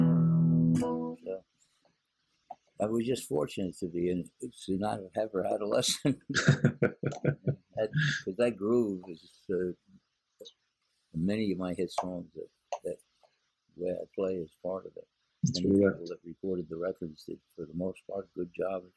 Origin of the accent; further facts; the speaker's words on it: New York area, United States; I'm from New York area